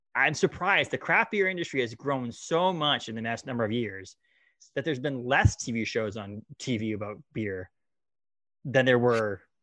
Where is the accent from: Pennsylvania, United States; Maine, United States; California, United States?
Maine, United States; we're from Maine.